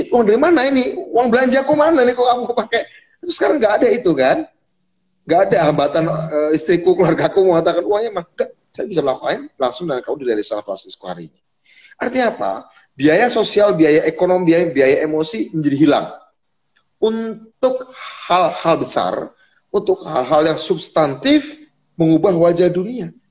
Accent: Cilacap, Central Java, Indonesia; besok malam dengan Cilacap, kampung halaman saya

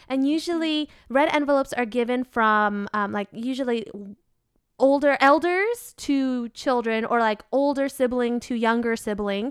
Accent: Vietnam; accent: country twang of Vietnam (southern); my accent, if we have any Vietnamese listeners, they'll recognize that I have what's called, uh, the country twang of Vietnam

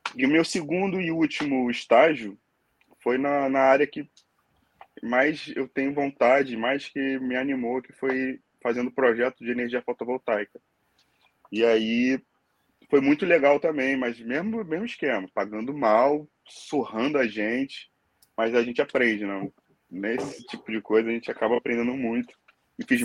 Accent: Angra dos Reis, Rio de Janeiro, Brazil; moved away as an adult; now in Dublin, Ireland; eu sou nasci em Angra dos Reis, mas fui morar no Rio de Janeiro com 14 anos. E de lá para cá, fiquei no, no Rio

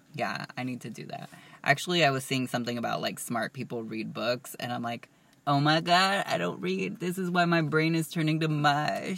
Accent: Southern California, United States; we're from Southern California

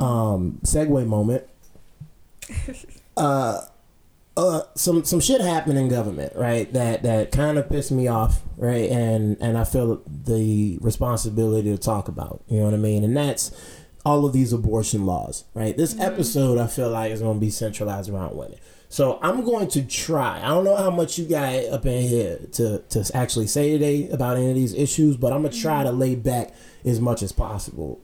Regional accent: Pittsburgh, Pennsylvania, United States; also born or lived in Hampton, Virginia; I was born in Hampton. Um, lived there when I was a little kid. Then I moved to Virginia, uh, Pittsburgh. Excuse me, when I was like eleven

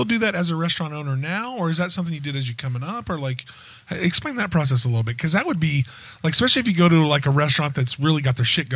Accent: Wichita, Kansas, United States; I grew up in Wichita

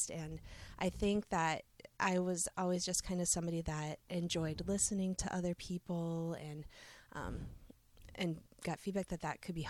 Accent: Seymour, Wisconsin, United States; I grew up in this area. I'm a homegrown person. I grew up in Seymour

